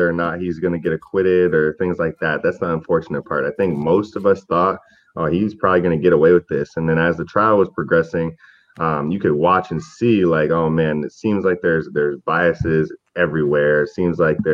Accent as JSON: {"language": "English", "country": "Canada", "moved": "yes", "lives_now": "United States", "said": "I'm Canadian"}